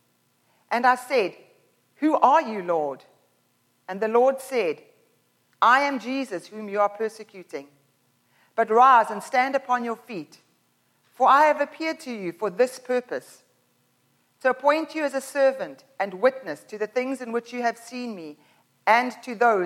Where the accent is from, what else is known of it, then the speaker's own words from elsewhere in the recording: Pinetown, Durban, KwaZulu-Natal, South Africa; now in Canada; When I was 12 years old, I used to live in Pinetown, and we moved from Pinetown to Durban, so basically from like Mississauga to Milton.